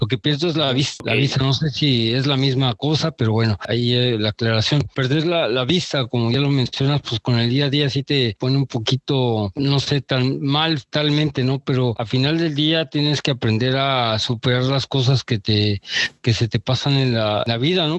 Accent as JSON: {"language": "Spanish", "country": "Mexico", "said": "uno como mexicano"}